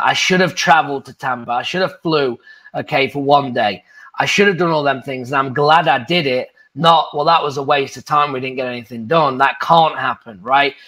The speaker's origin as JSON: {"language": "English", "region": "England", "country": "United Kingdom", "moved": "as an adult", "lives_now": "United States"}